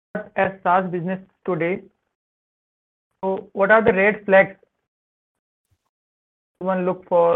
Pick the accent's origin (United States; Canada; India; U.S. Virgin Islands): India; Rajasthan; I'm also from Rajasthan.